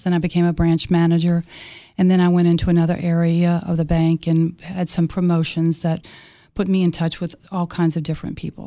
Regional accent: Mississippi Gulf Coast, United States; moved away as an adult; also born or lived in Miami / Cookeville; Hurricane Katrina destroyed my hometown just like Camille did

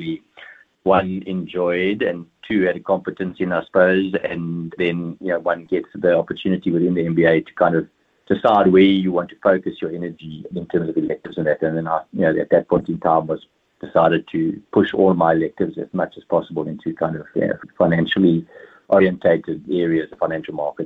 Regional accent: Port Elizabeth, Eastern Cape, South Africa; moved away as an adult; now in Cape Town, South Africa; I grew up, I was born and raised in Port Elizabeth in the Eastern Cape.

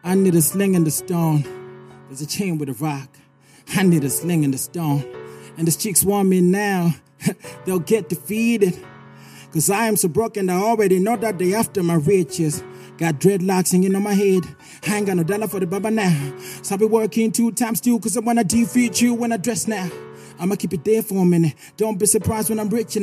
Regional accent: Zimbabwe; I come from Tienwald. Tienwald

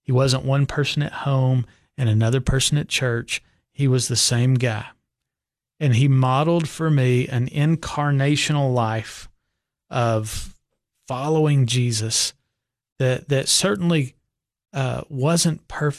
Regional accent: Nashville, Tennessee, United States; born there; Well, I was born in Donelson Hospital in Nashville

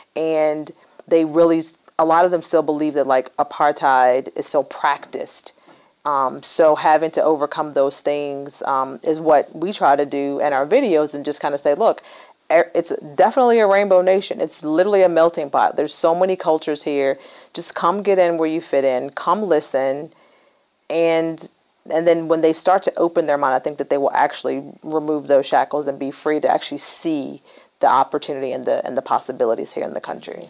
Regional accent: Rustburg, Virginia, United States; I was born and raised in Virginia. Mm-hmm. Um, the little town I grew up in is called Rustburg

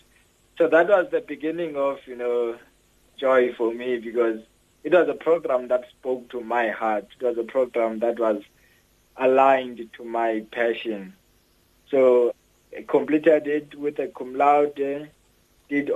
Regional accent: Eastern Cape, South Africa; I was born here in South Africa in the Eastern Cape in a rural area called Pendane, just after apartheid. So I come from in a rural area called Seku. So I did my schooling phases there

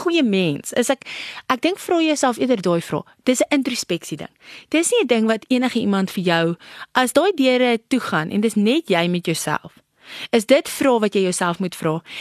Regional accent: South Africa; ek ag myself as 'n trotse Suid-Afrikaner

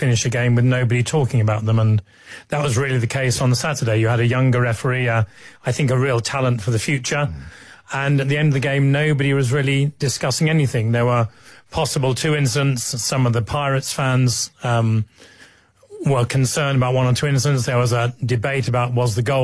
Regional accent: England, United Kingdom; it's not so comfortable being an Englishman

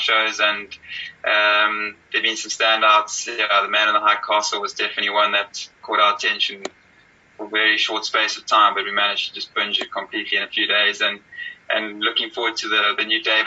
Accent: Cape Town, Western Cape, South Africa; also born or lived in Hermanus; growing up in Cape Town and also in Amanus

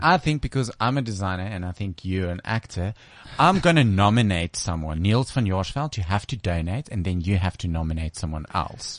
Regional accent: Bloemfontein, Free State, South Africa; I come from Bloemfontein. It's my hometown. It's like Free State.

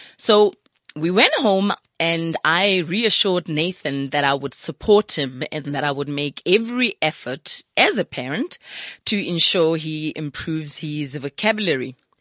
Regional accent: Soweto, Gauteng, South Africa; I'm from Soweto

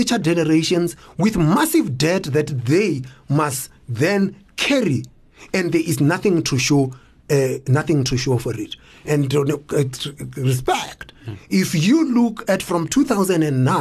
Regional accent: South Africa; we are South Africans.

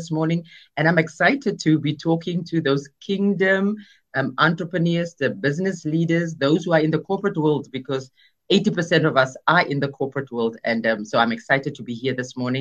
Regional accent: Kimberley, Northern Cape, South Africa; moved away as an adult; also born or lived in London, England; I was born in Kimberley, Northern Cape, in the dusty roads of Kimberley is where I grew up as a child

